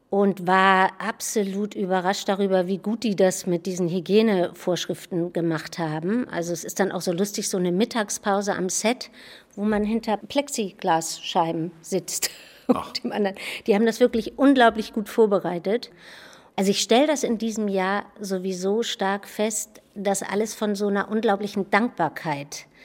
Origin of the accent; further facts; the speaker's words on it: Bargteheide, Schleswig-Holstein, Germany; Ja, oder bei Hamburg, ne? in Bagdaheide.